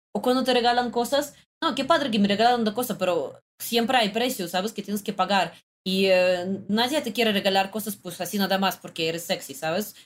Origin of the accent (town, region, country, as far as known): Russia; Spanish is a second language; now in Mexico